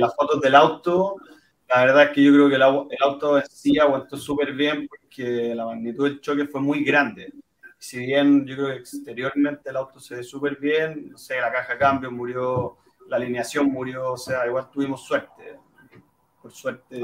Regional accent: Chile; como chilenos

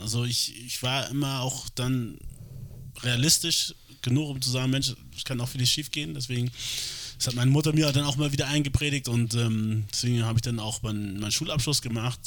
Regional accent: Hamburg, Germany; ich, obwohl ich hier geboren bin, aufgewachsen bin äh, und Deutsch natürlich die Sprache ist, die ich am besten spreche

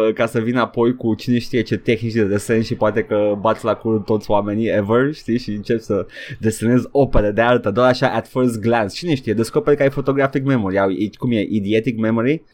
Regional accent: Romania

